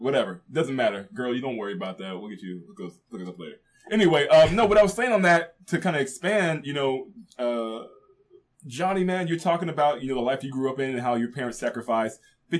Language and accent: English; San Jose, California, United States; now in Omaha, United States; I'm really from California, so yeah. I used to take a trip from San Jose down to Santa Barbara in the summertime.